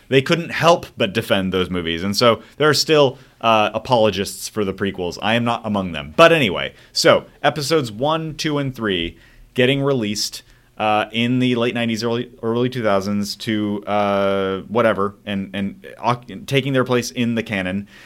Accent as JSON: {"language": "English", "town": "Mesa", "region": "Arizona", "country": "United States", "tie": "born or raised there", "said": "I did grow up in Mesa, Arizona"}